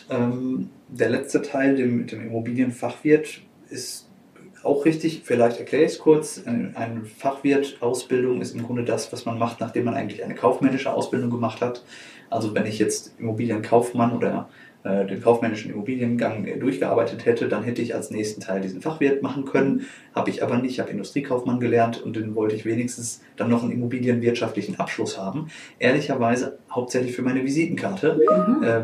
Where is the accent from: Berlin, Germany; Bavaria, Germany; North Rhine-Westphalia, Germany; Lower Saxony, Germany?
North Rhine-Westphalia, Germany; Du kommst aus dem Sauerland, ich komme auch aus dem Sauerland. Man hört uns das an.